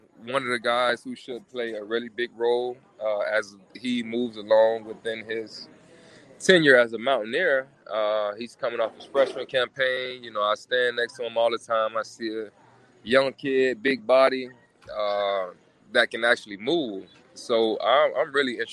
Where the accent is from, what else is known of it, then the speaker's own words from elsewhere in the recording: South Florida, United States; I'm from South Florida